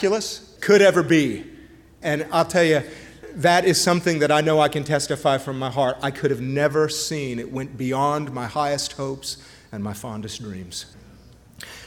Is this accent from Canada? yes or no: yes; Montreal, Quebec, Canada; I was born and raised up in Canada, in Montreal.